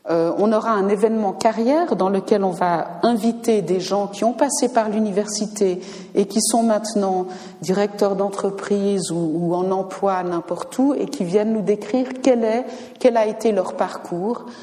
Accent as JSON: {"language": "French", "country": "Switzerland", "said": "Je peux le dire parce que je suis américaine en plus d'être suisse"}